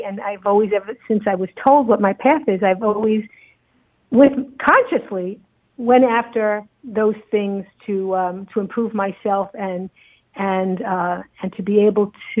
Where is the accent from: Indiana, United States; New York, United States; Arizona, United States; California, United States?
New York, United States; New York City; When I was growing up in Brooklyn